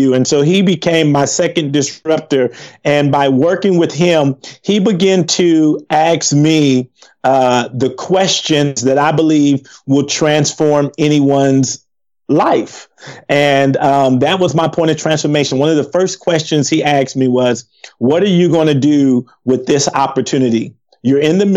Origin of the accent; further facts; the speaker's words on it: Compton, California, United States; moved away as an adult; we grew up in Compton, growing up in a gang.